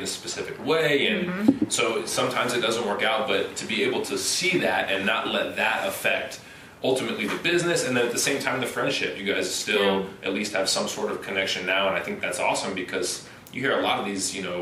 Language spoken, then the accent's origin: English; Las Vegas, Nevada, United States; moved away; also born or lived in Arizona; Growing up in Las Vegas